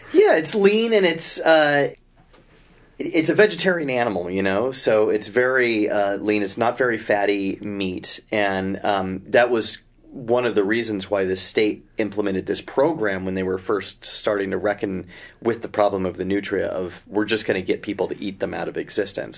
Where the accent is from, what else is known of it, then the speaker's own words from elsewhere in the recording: Idaho, United States; now in Bay Area, United States; I grew up in Idaho